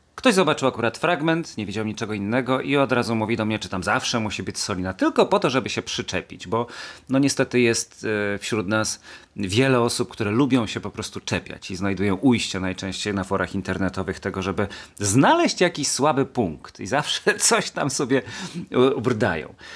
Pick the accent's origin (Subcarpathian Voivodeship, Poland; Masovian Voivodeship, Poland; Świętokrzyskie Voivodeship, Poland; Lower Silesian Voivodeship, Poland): Świętokrzyskie Voivodeship, Poland; Kielce; born or raised there